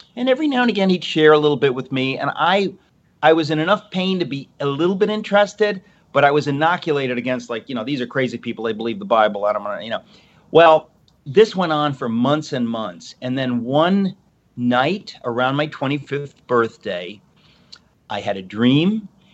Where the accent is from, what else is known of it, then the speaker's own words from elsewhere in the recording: Danbury, Connecticut, United States; I was raised in this house. Uh, this is where I am. I'm in Connecticut, Danbury, Connecticut